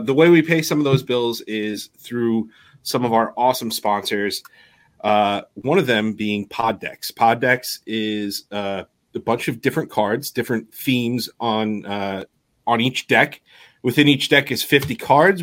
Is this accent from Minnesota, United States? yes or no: no; New York, United States; we're from New York